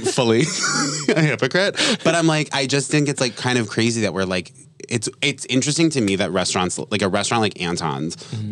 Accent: Vermont, United States; moved away; also born or lived in New York; I'm like from Vermont, so it was like really small

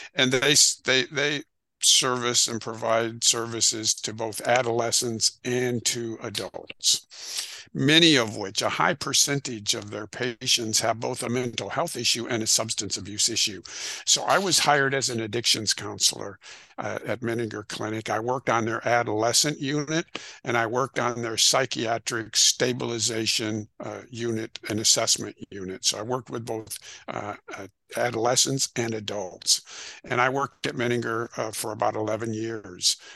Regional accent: Rockford, Illinois, United States; I grew up in northern Illinois, a town called Rockford, Illinois

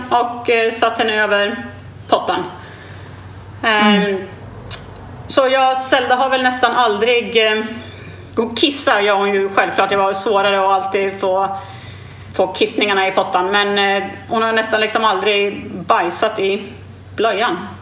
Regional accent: Sweden; moved away as an adult; now in Australia; hemma i Sverige för jag har inte bott i Sverige på 14 år

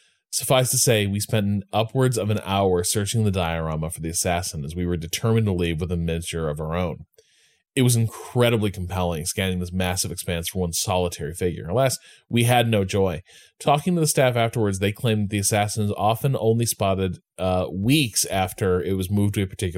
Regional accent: Chicago, Illinois, United States; born or raised there

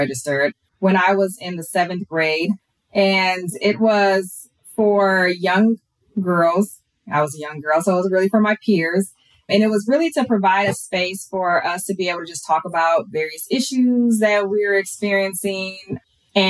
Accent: Minneapolis, Minnesota, United States; moved away as an adult; also born or lived in Elk River, Minnesota; now in Fort Worth, United States; I was born and raised in Minnesota. I'm now in Texas

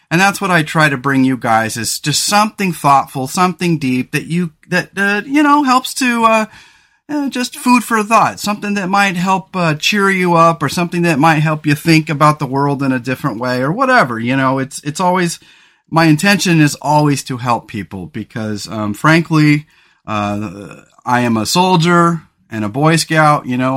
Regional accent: San Luis Obispo County, Central Coast of California, United States; the central coast of California where we grew up in the San Luis Obispo County area

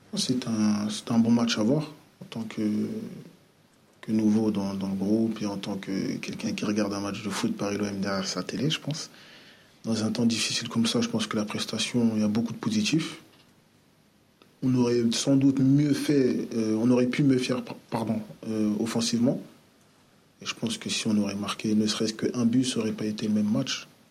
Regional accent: Paris, Île-de-France, France; moved away as an adult; now in Marseille, France; je suis de Paris

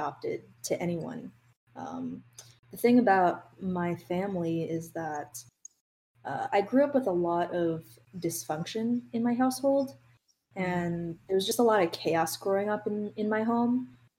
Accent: New York, United States; also born or lived in Nanjing, Jiangsu, China; I grew up in New York

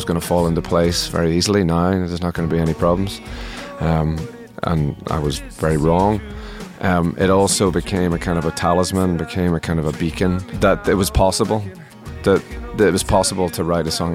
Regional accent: Northern Ireland, United Kingdom; I grew up in Northern Ireland, and Northern Ireland was an extraordinarily closed community at that time

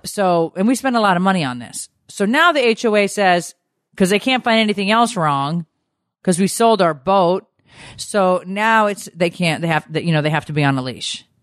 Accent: Connecticut, United States; moved away; I grew up in Connecticut, so I was driving in snow

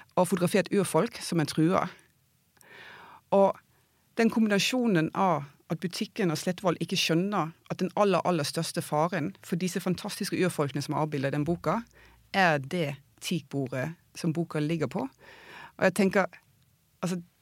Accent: Denmark; also born or lived in Oslo, Norway; now in Vang i Valdres, Norway; jeg er dansk

